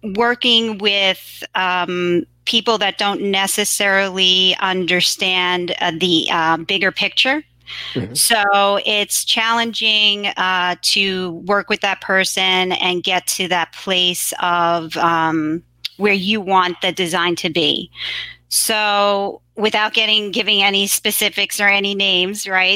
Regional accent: New York City, New York, United States; So I grew up in Queens, and Queens is a very diverse borough

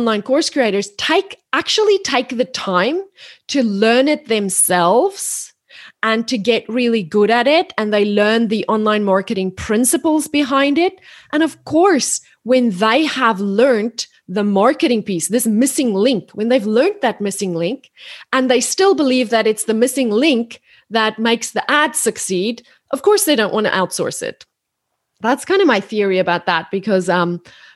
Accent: South Africa; moved away as an adult; now in Australia; I'm South African, but I've lived in Australia now for 13 years

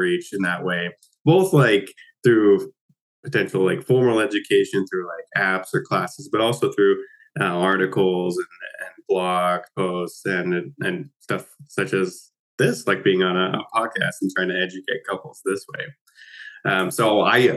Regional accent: Utah, United States; moved away as an adult; also born or lived in Nova Scotia; now in Halifax, Canada; I am actually from Utah. In the United States originally.

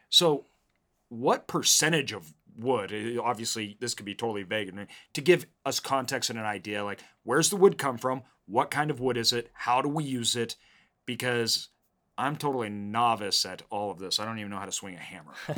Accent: Idaho, United States; growing up in the Northwest, um, in Idaho here

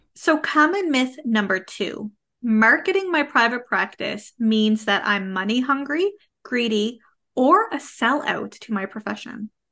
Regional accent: Canada; I am a Canadian social worker

